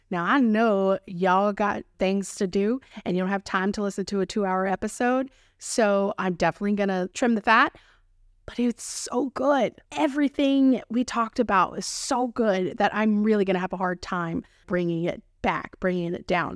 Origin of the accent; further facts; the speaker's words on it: Texas, United States; accent: Texan; my Texan accent